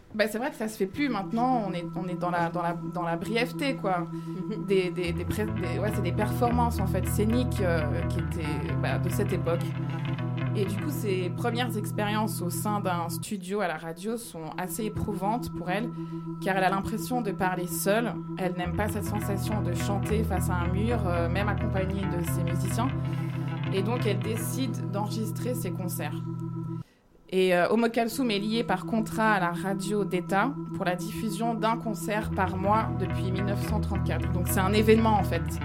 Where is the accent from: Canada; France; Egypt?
Egypt; Cairo, Cairo Governorate; moved away; mon enfance au Caire